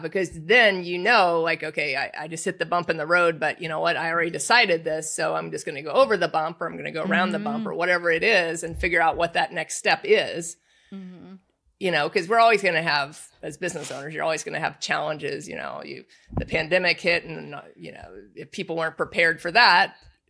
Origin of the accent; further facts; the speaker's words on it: Indiana, United States; I grew up in Indiana. So Indiana's a big basketball state.